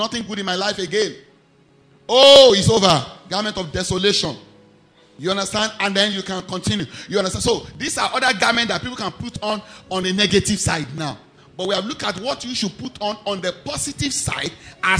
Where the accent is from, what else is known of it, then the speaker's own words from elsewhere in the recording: Ijebu-Ode, Ogun State, Nigeria; I am not from Ijebuode. I was born there.